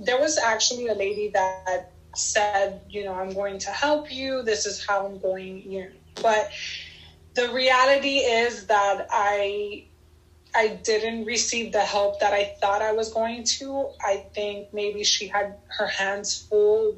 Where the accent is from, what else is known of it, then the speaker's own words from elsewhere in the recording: United States; I was born here in the United States, and my father was born in Cuba.